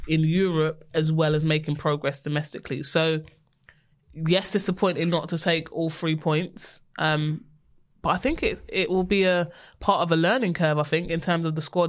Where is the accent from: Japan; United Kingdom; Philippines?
United Kingdom; London; we're from West London